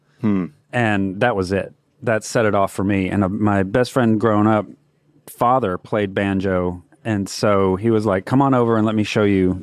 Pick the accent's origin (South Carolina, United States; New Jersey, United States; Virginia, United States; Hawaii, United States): South Carolina, United States; Florence; moved away as an adult; now in Raleigh, United States; I'm originally from Florence, South Carolina. I've lived in Raleigh since 2006